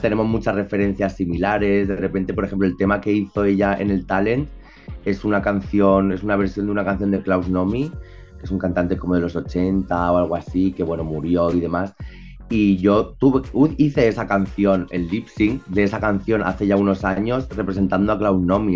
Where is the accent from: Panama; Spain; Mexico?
Spain; accent: súper español; con mi acento súper español